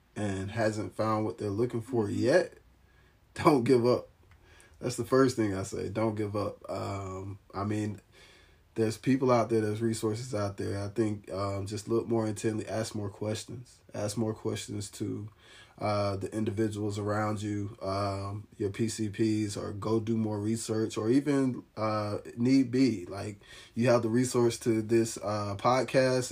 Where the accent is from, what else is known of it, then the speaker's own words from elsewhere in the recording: Alabama, United States; now in Nashville, United States; I'm from the Alabama area